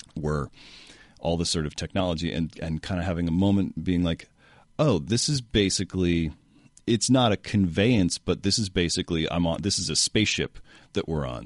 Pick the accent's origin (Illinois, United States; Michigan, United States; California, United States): California, United States; San Francisco; I grew up in San Francisco